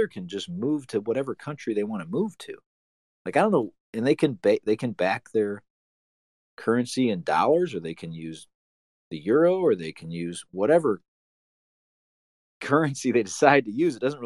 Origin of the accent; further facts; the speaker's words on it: United States; an American citizen